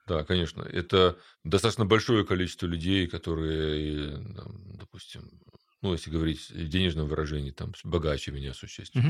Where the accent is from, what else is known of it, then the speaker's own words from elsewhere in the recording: Ukraine; я родился в Украине